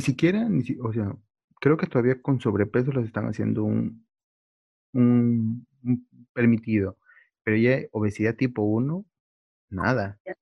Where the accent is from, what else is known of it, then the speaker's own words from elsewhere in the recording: Peru; somos los mismos peruanos